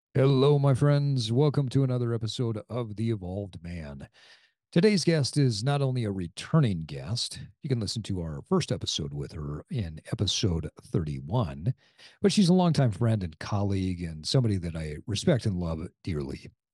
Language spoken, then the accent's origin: English; Sandy, Utah, United States; my hometown of Sandy, Utah